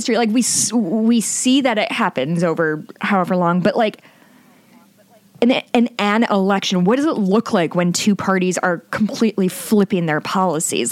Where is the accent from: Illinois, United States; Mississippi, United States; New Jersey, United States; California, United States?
Illinois, United States; Chicago; also born or lived in Muncie, Indiana; I grew up in the Chicagoland area